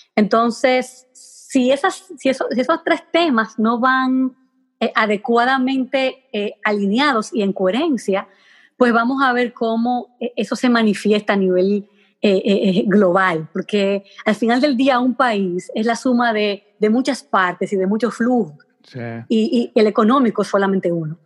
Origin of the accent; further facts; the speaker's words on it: Hato Mayor del Rey, Hato Mayor, Dominican Republic; moved away as an adult; also born or lived in Santo Domingo; yo soy de Mayor del Rey, un pueblecito pequeño